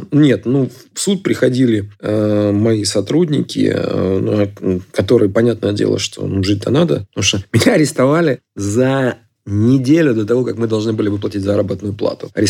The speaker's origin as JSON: {"language": "Russian", "country": "Ukraine", "said": "Ну, я, я русскоязычный украинец, если так это говорить, да. С другой стороны, я понимаю, что моя родина Украина, а отечество Россия."}